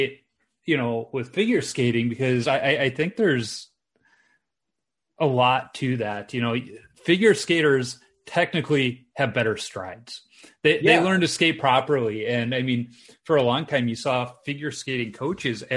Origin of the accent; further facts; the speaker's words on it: Chicago, Illinois, United States; I grew up in Chicago during the Jordan era